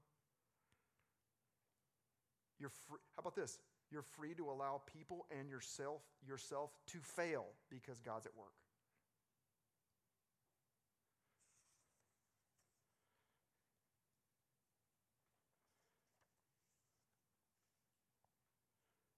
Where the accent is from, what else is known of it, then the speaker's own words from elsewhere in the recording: Arkansas, United States; I'm from Arkansas